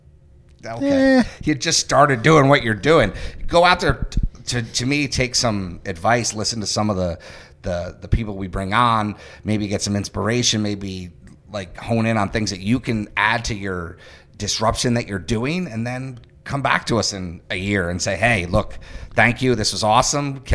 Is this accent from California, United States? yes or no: no; Highland, New York, United States; also born or lived in Newburgh, New York; now in Poughkeepsie, United States; I was born in Newburgh, I grew up in Highland, and I now reside and work in the city of Poughkeepsie